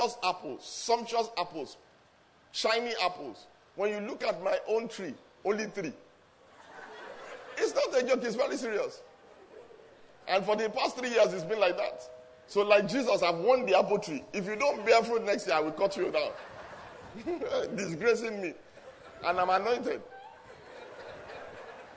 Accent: Lagos, Nigeria; moved away as an adult; now in England, United Kingdom; I was born in Lagos, grew up in Lagos, and long story short, of the five children of my father's, destiny also took me to England. And then I've been in England for the last 19 years or so

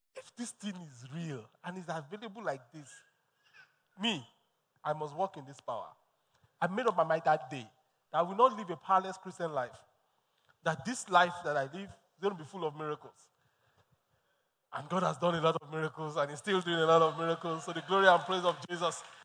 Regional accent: Lagos, Nigeria; born and bred in Lagos

